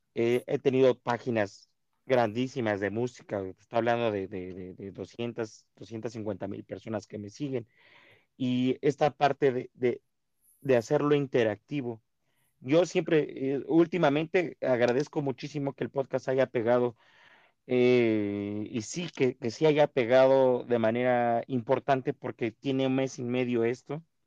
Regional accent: Mexico

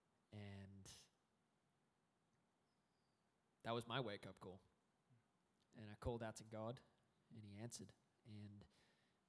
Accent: Brisbane, Queensland, Australia; also born or lived in New South Wales; we moved from New South Wales to Brisbane, and ended up living with that grandma for a little bit

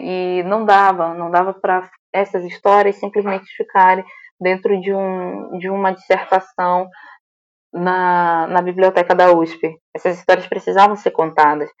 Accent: Santa Isabel do Pará, Pará, Brazil; moved away; na cidade de, de onde eu vim, que é Santa Isabel do Pará, eu estou aqui, né? Eu vim visitar minha família.

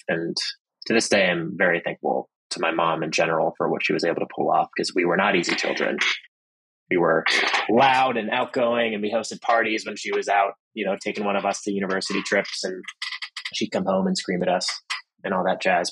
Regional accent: Pittsburgh, Pennsylvania, United States; also born or lived in Boston, Massachusetts; My family moved to Pittsburgh, Pennsylvania, where my mother was from. My dad is from Boston. When I was about two, and grew up in a pretty nice neighborhood in Pittsburgh

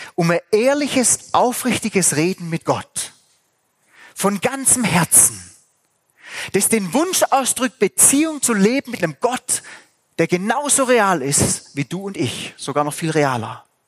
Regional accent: Swabia, Germany; ich bin Schwabe.

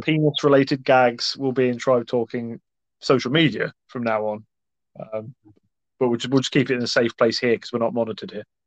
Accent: Scotland, United Kingdom; as a Scotsman

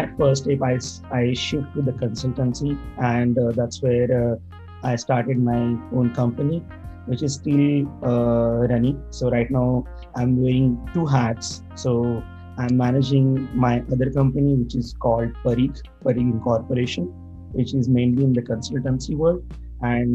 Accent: India; now in Canada; currently I'm based out of Canada, but originally I'm from India.

